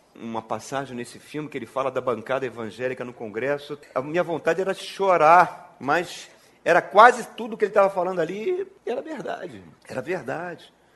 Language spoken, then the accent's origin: Portuguese; Brazil; now in Brasília, Brazil; quando era criança lá na Penha